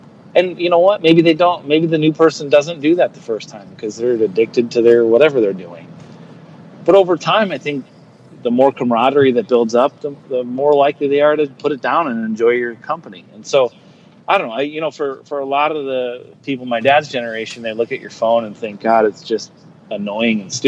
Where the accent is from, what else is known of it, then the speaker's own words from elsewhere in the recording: northeastern South Dakota, United States; I'm actually not from Nebraska. I grew up in northeastern South Dakota.